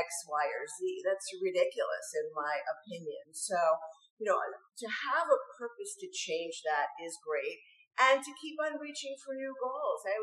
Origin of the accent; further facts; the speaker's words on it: New York, United States; when I was growing up in New York.